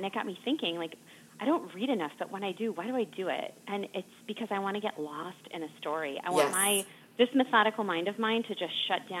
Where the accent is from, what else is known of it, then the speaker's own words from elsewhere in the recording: Wisconsin, United States; We're from Wisconsin.